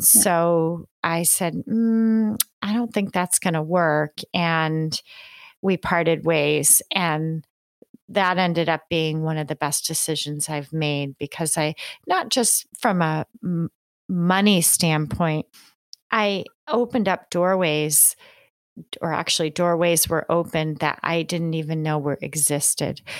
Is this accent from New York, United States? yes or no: yes; New York, United States; I grew up in the country in New York State